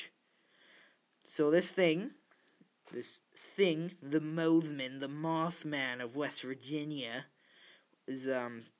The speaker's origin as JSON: {"language": "English", "country": "Canada", "said": "I'm Canadian"}